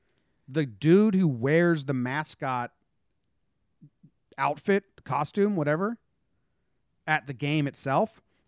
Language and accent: English; Teaneck, New Jersey, United States; born there; Well, I was born in Teaneck, so I'm going with the Knights.